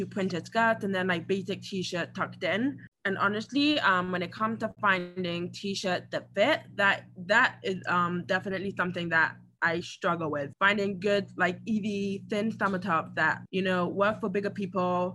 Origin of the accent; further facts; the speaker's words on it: England, United Kingdom; now in United States; I grew up in England